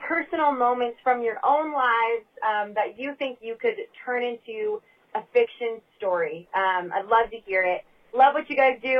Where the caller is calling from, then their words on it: Argyle, Texas, United States; I'm calling from Argyle, Texas